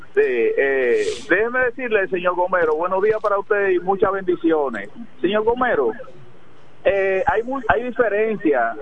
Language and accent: Spanish; Dominican Republic; also born or lived in La Romana; como ciudadano, y como dominicano, que pago mis impuestos